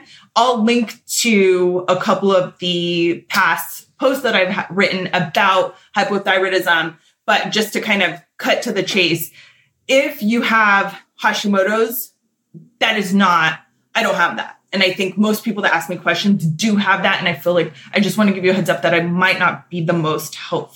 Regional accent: Southern California, United States; I am born and raised in SoCal

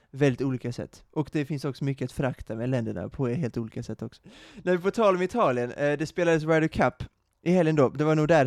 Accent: Uppsala, Uppsala County, Sweden; hemma i Uppsala.

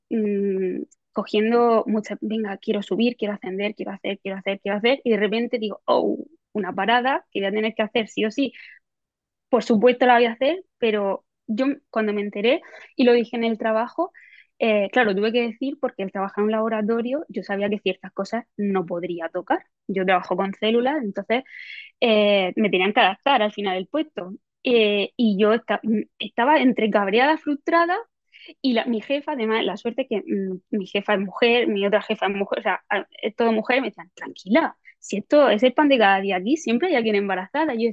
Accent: Spain; No sé si es por mi mente en España, o sea, soy española y en España parece que si te quedas embarazada casi que tienes que pedir perdón en muchos trabajos.

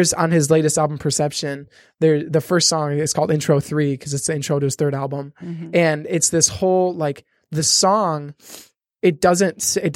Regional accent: Michigan, United States; I'm from Michigan

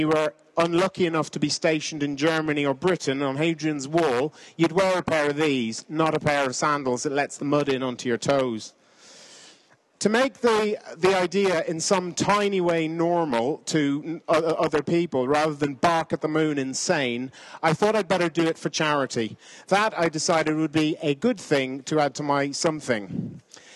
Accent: Ireland; also born or lived in Kenya; I'm an Irishman

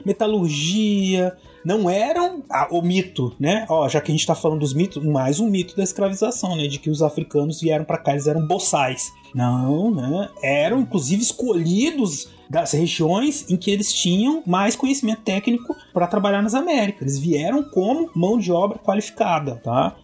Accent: Brazil; eu e o César somos brasileiros

